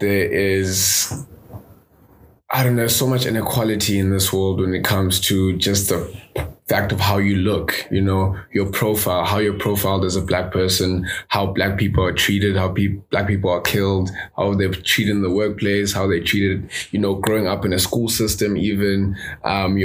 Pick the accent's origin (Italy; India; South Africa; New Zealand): South Africa; I grew up in South Africa. My parents are divorced, so I moved city to city